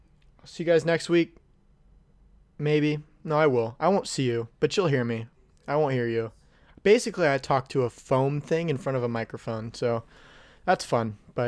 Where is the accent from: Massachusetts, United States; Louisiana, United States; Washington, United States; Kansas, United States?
Louisiana, United States; New Orleans; My hometown... My hometown of New Orleans was named after a guy.